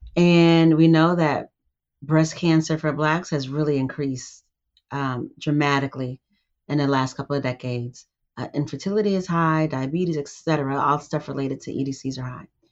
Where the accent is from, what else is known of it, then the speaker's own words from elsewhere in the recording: California, United States; I grew up in California